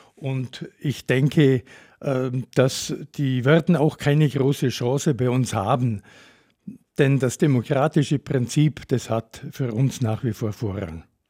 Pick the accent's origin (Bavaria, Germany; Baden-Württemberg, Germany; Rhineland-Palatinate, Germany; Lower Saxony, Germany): Bavaria, Germany; Bad Hindelang; also born or lived in Rettenberg / Upper Palatinate; Ich komme gebürtig aus der Gemeinde Hindelang, aus einem kleinen Ort namens Reckenberg.